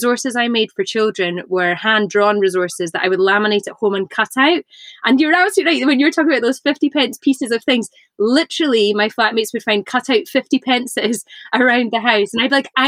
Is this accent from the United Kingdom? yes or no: yes; Inverness, Scotland, United Kingdom; I grew up in Inverness in the north of Scotland